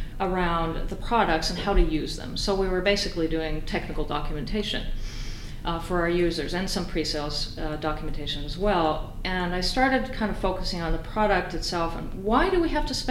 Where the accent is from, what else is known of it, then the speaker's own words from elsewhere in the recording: Finland; moved away as an adult; also born or lived in Austin, Texas, United States; I was growing up in Finland at this time